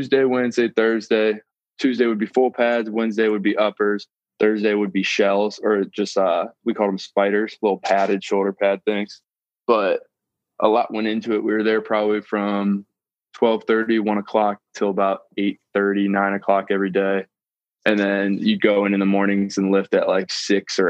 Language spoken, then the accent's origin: English; Akron, Ohio, United States; I'm actually from Akron, Ohio